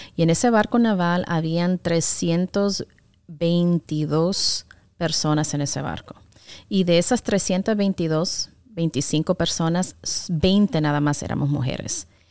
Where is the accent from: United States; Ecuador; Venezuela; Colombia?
United States; New York; also born or lived in Tegucigalpa, Honduras; now in Chattanooga, United States; creciendo en Nueva York, con todas las comodidades